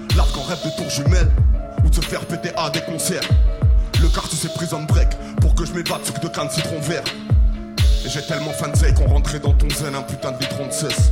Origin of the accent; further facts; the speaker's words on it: Bordeaux, Nouvelle-Aquitaine, France; je viens de Bordeaux